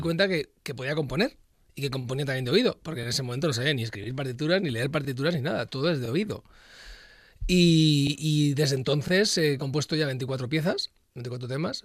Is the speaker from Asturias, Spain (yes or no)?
yes; Luanco, Asturias, Spain; also born or lived in Madrid; Yo llevo toda mi vida desde que soy muy, muy pequeño en eh, Luanco